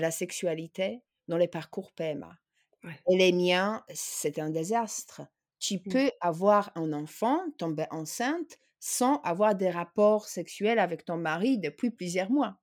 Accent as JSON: {"language": "French", "country": "Poland", "moved": "yes", "lives_now": "France", "said": "je suis polonaise"}